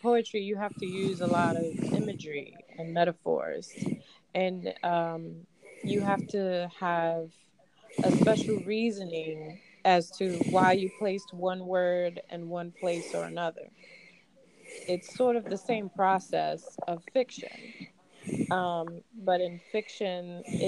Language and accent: English; New York, United States; I grew up in New York.